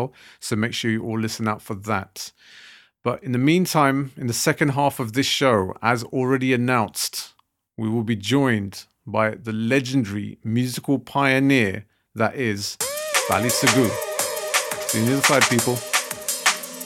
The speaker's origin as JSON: {"language": "English", "town": "Southall", "region": "London", "country": "United Kingdom", "tie": "born or raised there", "said": "I was a kid growing up in Southall"}